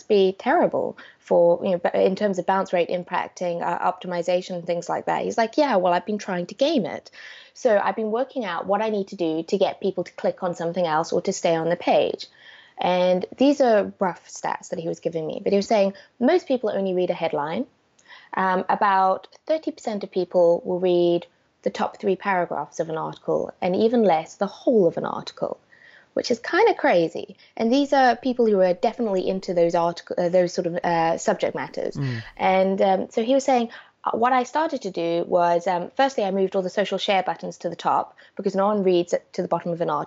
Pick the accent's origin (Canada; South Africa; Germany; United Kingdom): South Africa; I grew up in South Africa